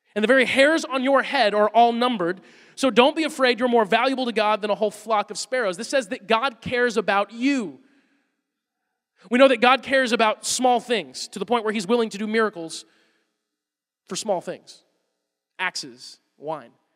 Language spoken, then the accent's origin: English; Woodstock, Georgia, United States; I'm from Woodstock, Georgia.